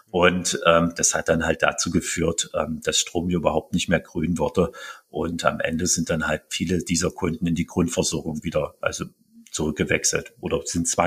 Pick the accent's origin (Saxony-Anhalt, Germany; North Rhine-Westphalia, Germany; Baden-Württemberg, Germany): Saxony-Anhalt, Germany; Halle; auch hier in meiner Heimatstadt Halle